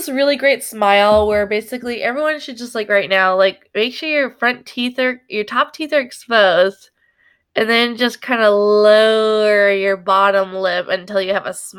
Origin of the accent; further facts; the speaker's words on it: Napa Valley, California, United States; I'm from the Napa Valley.